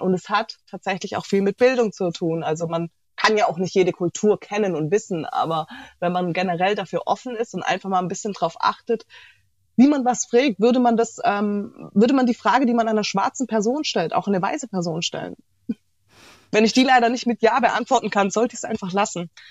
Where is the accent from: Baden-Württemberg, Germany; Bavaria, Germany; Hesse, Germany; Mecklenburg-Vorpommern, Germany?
Baden-Württemberg, Germany; Heilbronn; also born or lived in Sri Lanka; Tatsächlich aus Heilbronn